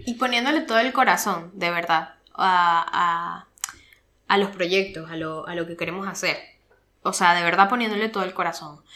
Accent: Venezuela; moved away; ambos somos venezolanos y nos fuimos del país

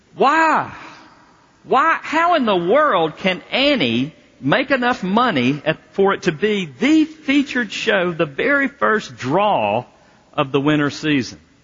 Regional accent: the South, United States; now in Colorado, United States; I'm from the South

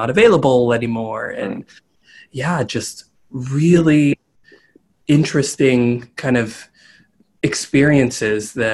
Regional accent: Pittsburgh, Pennsylvania, United States; I grew up in Pittsburgh, Pennsylvania.

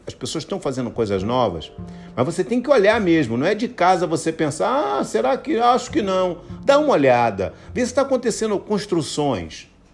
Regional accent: Brazil; moved away as an adult; also born or lived in Eastern Europe; Eu saí do Brasil

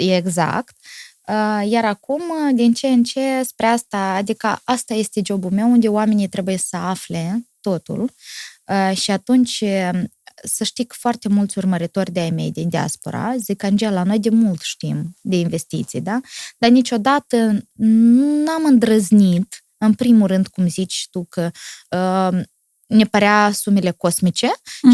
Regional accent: Moldova; sunt moldovean

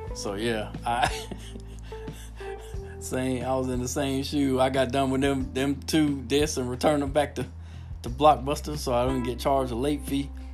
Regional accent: Miami, Florida, United States; moved away; also born or lived in Minot, North Dakota; I grew up in Miami, Al, and it was a single mom and food stamps, government cheese.

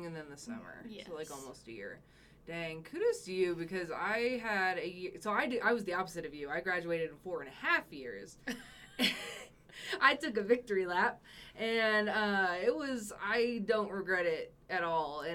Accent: Austin, Texas, United States; moved away as an adult; also born or lived in College Station, Texas; I'm from Austin, and then I moved from Austin to College Station to go to school

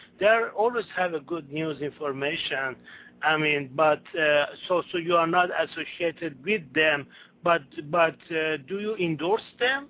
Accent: United States; I'm from United States.

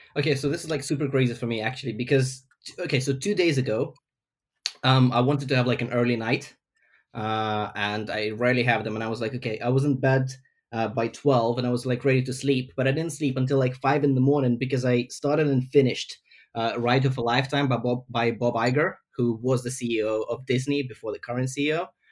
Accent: Ukraine; now in London, United Kingdom; I'm from Ukraine originally, but I live in London.

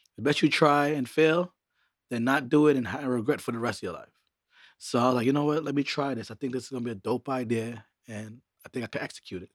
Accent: New York City, New York, United States; also born or lived in Montreal, Canada / Trinidad (family origin); my mother migrated to Brooklyn, where she took me and my brother

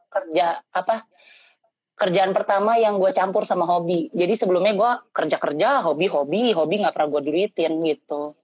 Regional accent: Jakarta, Indonesia; now in Bandung, Indonesia; gue di Bandung sekarang staynya asli Jakarta

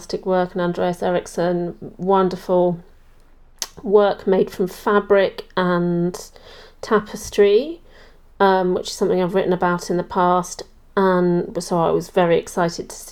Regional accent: London, United Kingdom; these are places that I've been going to for my whole life growing up in London

